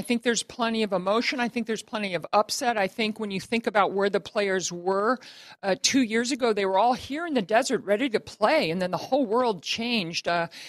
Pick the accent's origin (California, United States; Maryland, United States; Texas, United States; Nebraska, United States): Maryland, United States; Baltimore; near my hometown of Baltimore